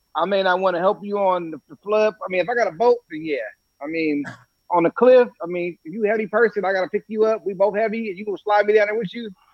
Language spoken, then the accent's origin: English; California, United States; I'm from Cali.